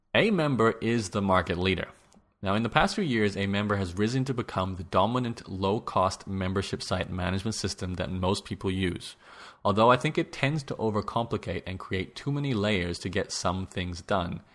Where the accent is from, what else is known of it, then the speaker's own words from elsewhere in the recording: Australia; As an Australian